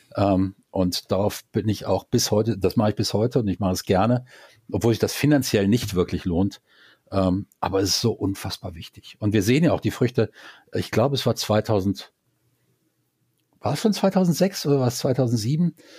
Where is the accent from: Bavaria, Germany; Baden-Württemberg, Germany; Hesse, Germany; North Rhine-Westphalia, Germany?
North Rhine-Westphalia, Germany; Düsseldorf; moved away as an adult; now in Karlsruhe, Germany; Düsseldorf ist eigentlich meine Heimatstadt